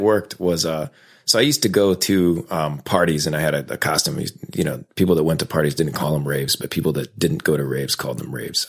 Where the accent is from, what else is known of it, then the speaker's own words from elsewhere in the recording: Raleigh, North Carolina, United States; I was raised in North Carolina. Uh, I went to a magnet school downtown Raleigh